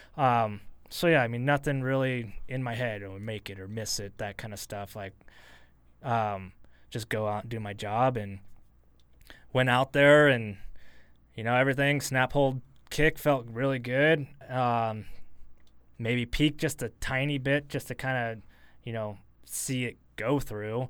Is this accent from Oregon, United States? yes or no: yes; Portland, Oregon, United States; moved away; also born or lived in Eugene, Oregon / Boise, Idaho; I was born in Portland. I grew up in Portland before I even moved here